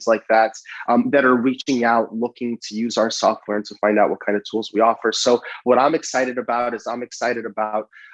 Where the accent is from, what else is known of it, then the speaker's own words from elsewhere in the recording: San Francisco, California, United States; I was born and raised in San Francisco